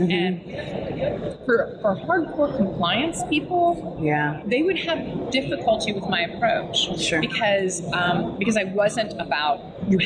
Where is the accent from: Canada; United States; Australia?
United States; East Coast; I'm from the East Coast, so I say guys for everything